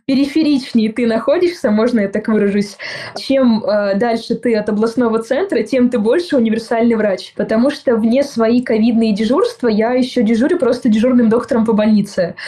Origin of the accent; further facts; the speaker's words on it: Kotelnikovo, Volgograd Oblast, Russia; moved away; я выросла в городе, который называется-то городом с недавнего времени. То есть, в принципе, большая деревня